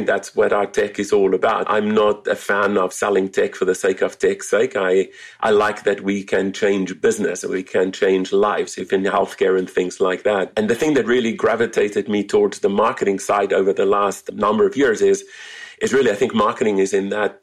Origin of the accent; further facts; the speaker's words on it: South Africa; moved away as an adult; now in California, United States; I'm originally from South Africa, so if the accent sounds a little bit weird, it is not native Californian. It has a few airports in between